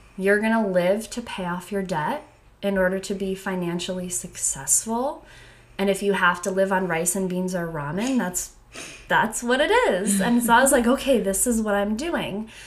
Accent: Connecticut, United States; I am from Connecticut

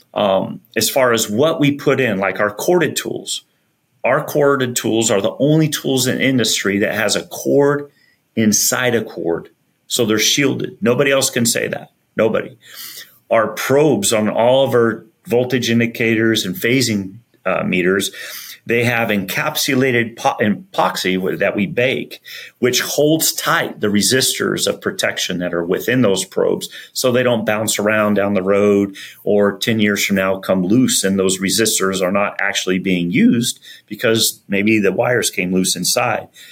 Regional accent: Benson, Arizona, United States; also born or lived in Flagstaff, Arizona; grew up all my life really in Arizona, and um, went to high school in Arizona

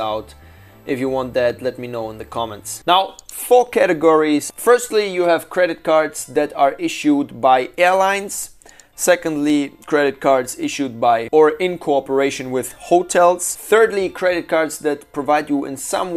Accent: Shanghai, China; my hometown, Shanghai

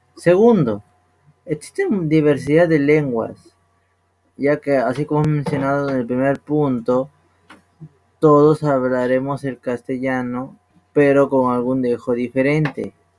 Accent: Peru; nosotros que somos peruanos

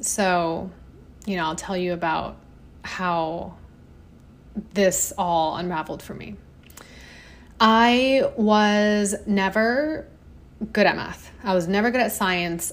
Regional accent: Hong Kong; I grew up in Hong Kong

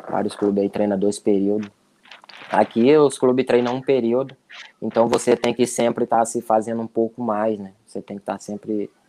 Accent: Brazil; Jogadores estrangeiros são bastante cobrados, né? Ainda mais nós que somos brasileiros, o foco é bastante em cima de nós.

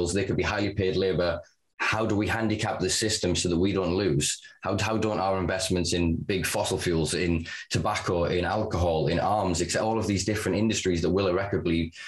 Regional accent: the north of England, United Kingdom; I'm Northern English

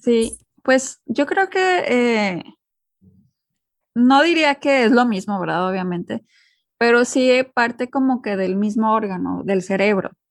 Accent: Monterrey, Nuevo León, Mexico; moved away as an adult; viviendo fuera de México ya tengo pues ahora sí que pues más de 10 años

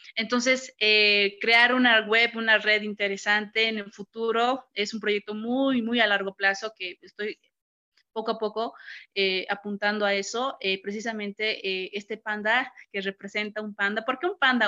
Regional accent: Cochabamba, Bolivia; soy de Cochabamba, aquí está pues el sol ahorita

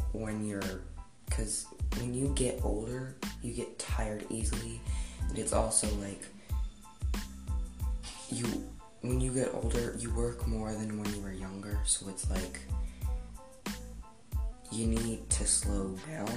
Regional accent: Denver, Colorado, United States; I had to move back to my hometown, Denver, Colorado

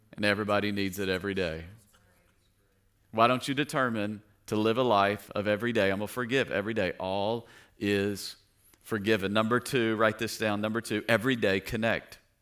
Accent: Tennessee, United States; I grew up in Tennessee

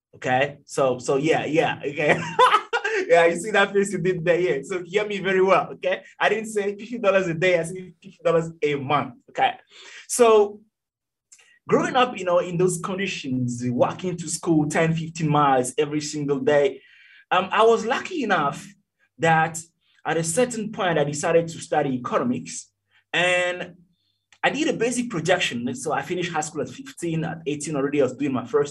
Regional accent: Togo; now in Turkey; I was born in Togo, T-O-G-O, West Africa

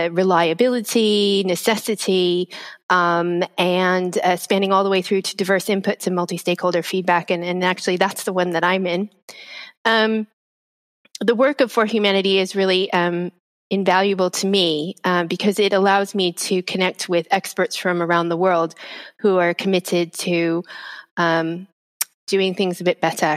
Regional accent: United States; moved away as an adult; now in United Kingdom; As an American who has been living in the UK now for 20 years, or 20 years, 18 years, almost 20

